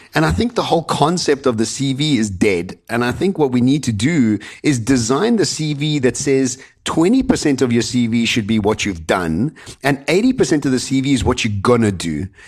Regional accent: Cape Town, Western Cape, South Africa; moved away as an adult; also born or lived in Johannesburg, South Africa; now in Dubai, United Arab Emirates; I come from Cape Town

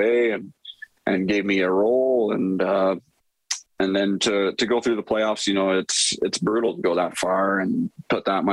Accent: Edmonton, Alberta, Canada; coming to my hometown team and having all my family so close

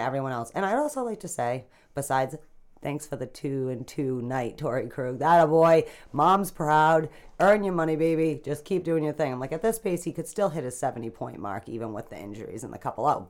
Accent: United States; I'm American

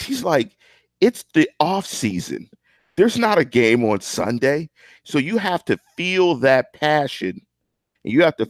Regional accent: Pittsburgh, Pennsylvania, United States; I'm from Pittsburgh. I'm from the north side. I'm from Manchester. I grew up 10 minutes from Three River Stadium.

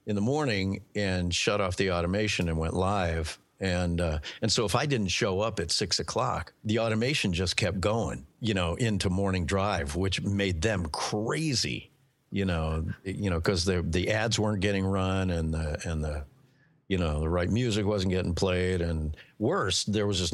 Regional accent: Cleveland Heights, Ohio, United States; moved away as an adult; also born or lived in Manhattan, New York / Denver, Colorado; I grew up in Cleveland Heights ever since I was 7 and then moved out here when I was 30. So, I mean, Cleveland really is my hometown.

